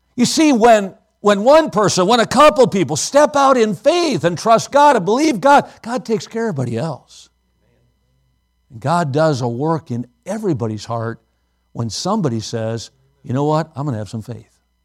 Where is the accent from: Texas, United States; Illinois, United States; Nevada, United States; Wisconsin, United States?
Wisconsin, United States; Watertown; Maranatha was a Bible college in my hometown